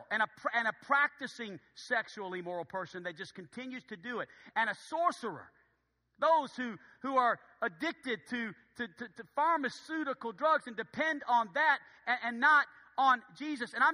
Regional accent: Philadelphia, Pennsylvania, United States; No, I really, no, I'm from Philadelphia. I, no, I don't know anybody.

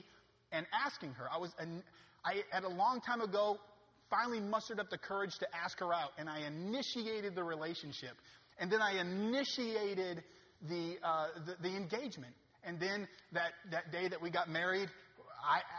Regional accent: Maine, United States; I'm from Maine

